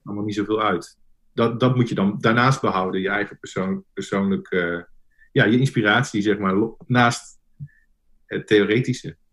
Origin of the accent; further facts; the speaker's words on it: Nunspeet, Gelderland, Netherlands; moved away as an adult; also born or lived in Zwolle; now in The Hague, Netherlands; ik kom oorspronkelijk uit Nunspeet, klein dorpje onder Zwolle